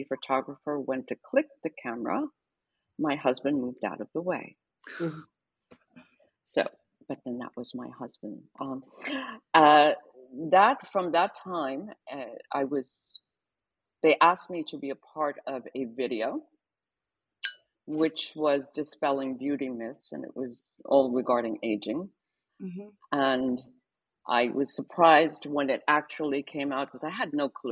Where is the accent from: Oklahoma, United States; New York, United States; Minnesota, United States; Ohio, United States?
New York, United States; New York City; growing up in Harlem